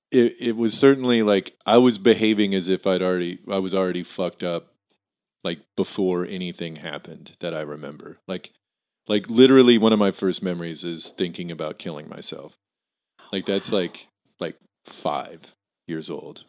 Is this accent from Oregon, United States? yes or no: yes; Tillamook, Oregon, United States; also born or lived in Hillsboro, Oregon; I was born in Hillsboro and grew up there for, like, till I was seven. And then we moved to Tillamook from, I lived there from seven to seventeen